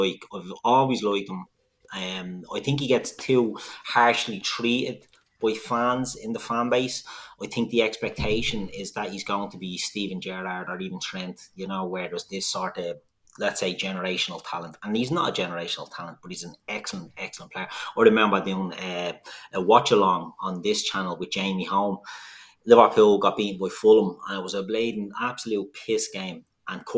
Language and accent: English; Dublin, Leinster, Ireland; We're all from Dublin